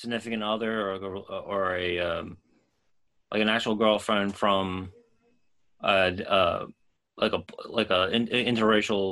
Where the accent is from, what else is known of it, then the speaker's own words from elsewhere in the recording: New York City, New York, United States; I grew up in the Bronx, but like my neighborhood, was more just like white, Irish, Italian.